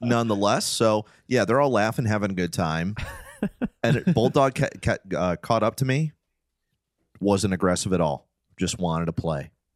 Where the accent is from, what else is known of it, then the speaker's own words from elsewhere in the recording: Detroit, Michigan, United States; growing up in Detroit